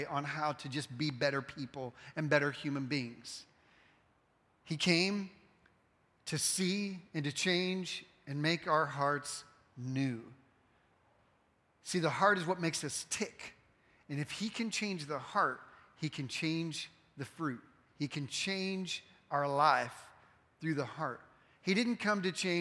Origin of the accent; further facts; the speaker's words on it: the North, United States; now in Texas, United States; I'm from the North and we don't sweeten our tea up there